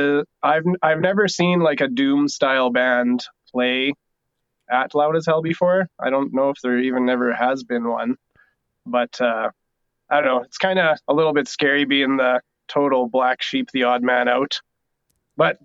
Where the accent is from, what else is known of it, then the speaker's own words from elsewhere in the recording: North Battleford, Saskatchewan, Canada; moved away as an adult; now in Lloydminster, Canada; we're both from North Battleford originally in Saskatchewan